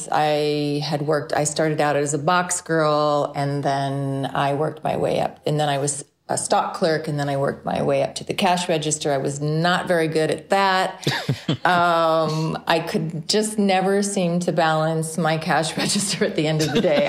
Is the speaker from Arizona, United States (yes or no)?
no; Midway City, California, United States; also born or lived in Santa Ana, California; I was actually born in Santa Ana, California, Southern California, but I was raised in Midway City, also in Orange County, born and raised.